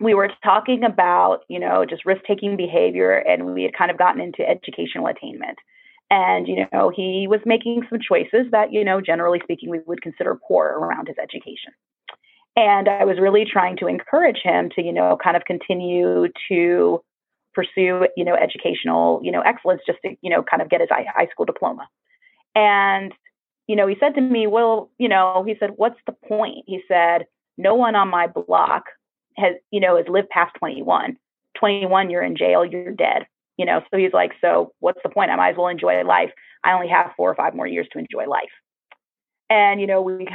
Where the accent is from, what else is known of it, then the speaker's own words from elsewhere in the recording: Florida, United States; moved away; also born or lived in New York; I grew up in Florida